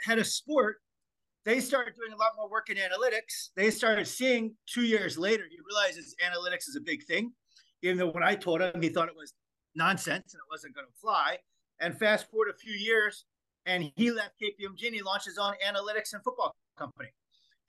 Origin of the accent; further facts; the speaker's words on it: United States; moved away; also born or lived in Australia; I'm an American